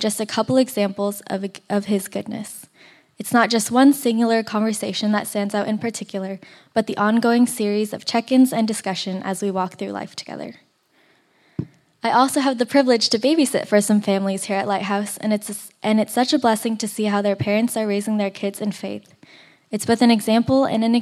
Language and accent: English; Torrance, California, United States; I grew up here in Torrance